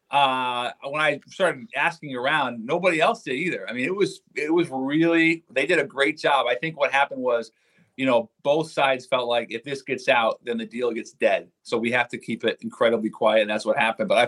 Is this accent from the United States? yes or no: yes; Seattle, Washington, United States; I'm an NFC West guy. I'm from Seattle.